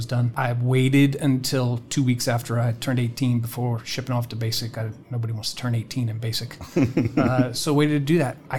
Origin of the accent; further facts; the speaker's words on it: United Kingdom; So I grew up in the United Kingdom. I'm a military brat.